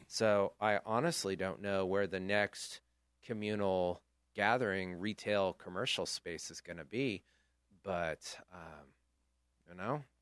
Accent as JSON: {"language": "English", "town": "Chico", "region": "California", "country": "United States", "tie": "born or raised there", "said": "I grew up in Chico, so I have a lot of fond memories of the El Rey"}